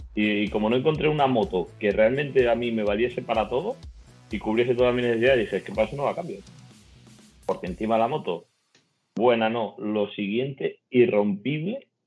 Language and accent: Spanish; Navalmoral de la Mata, Extremadura, Spain; now in Vitoria-Gasteiz, Spain; soy de Cáceres, soy de un pueblo de Cáceres que se llama Navalmoral de la Mata